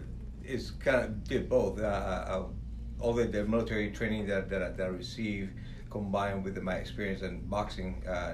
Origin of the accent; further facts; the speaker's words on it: Puerto Rico; now in San Antonio, United States; I'm from Puerto Rico.